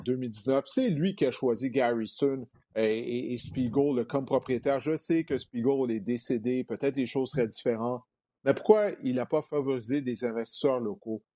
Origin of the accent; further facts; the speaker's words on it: Montreal, Quebec, Canada; Je viens de Montréal